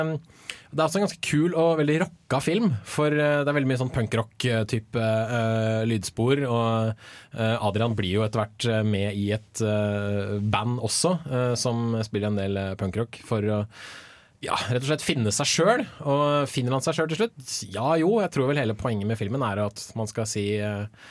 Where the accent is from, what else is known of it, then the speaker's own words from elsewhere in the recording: Sandvika, Akershus, Norway; jeg er fra Sandvika i Bærum